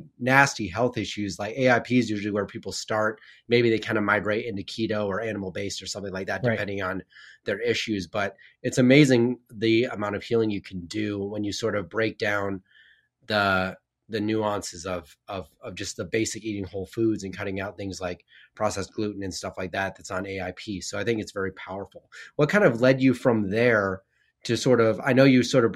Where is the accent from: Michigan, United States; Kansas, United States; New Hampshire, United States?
Kansas, United States; McPherson; I grew up in McPherson